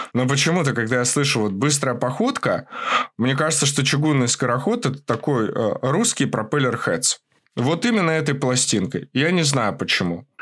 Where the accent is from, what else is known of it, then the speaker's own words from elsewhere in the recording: Moscow, Russia; Я рос в Москве, а, и вот в Подмосковье